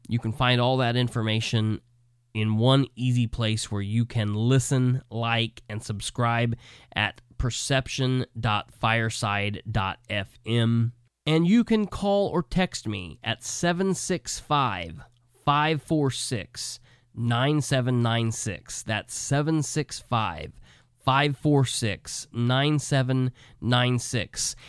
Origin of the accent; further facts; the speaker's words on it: Muncie, Indiana, United States; now in Winchester, Indiana, United States; my hometown that I was born and raised in, Muncie